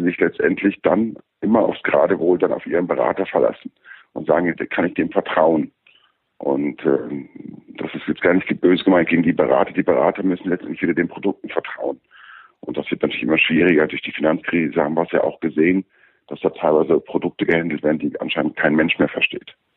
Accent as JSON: {"language": "German", "country": "Germany", "said": "bei uns in Deutschland"}